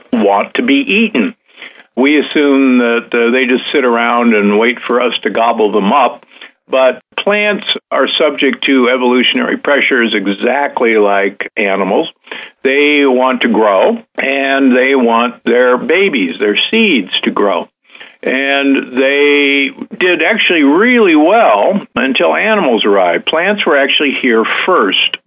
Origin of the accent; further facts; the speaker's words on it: United States; moved away; also born or lived in Omaha, Nebraska / Milwaukee, Wisconsin; I grew up in Omaha, Nebraska and Milwaukee, Wisconsin